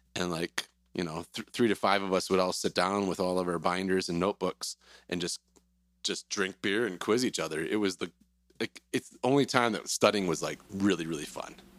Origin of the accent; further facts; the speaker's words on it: Wisconsin, United States; moved away as an adult; also born or lived in Cedar Rapids, Iowa / Pella, Iowa; I'm from Wisconsin originally. Went to school in UW Platteville